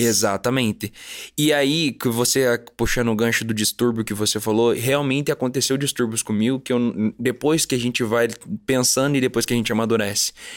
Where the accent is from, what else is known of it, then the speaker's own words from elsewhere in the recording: Curitiba, Paraná, Brazil; Eu nasci em Curitiba, Paraná.